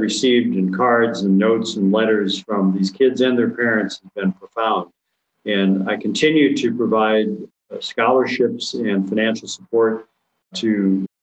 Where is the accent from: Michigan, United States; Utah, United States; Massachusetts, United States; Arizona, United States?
Michigan, United States; Gladstone; moved away; I grew up in Gladstone, Michigan, which is located in the Upper Peninsula